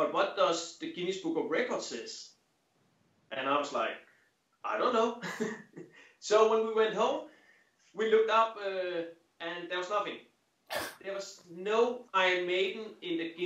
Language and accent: English; Denmark; from Denmark